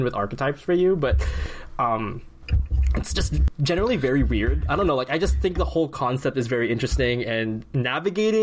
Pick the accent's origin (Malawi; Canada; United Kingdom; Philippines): Philippines; as a Filipino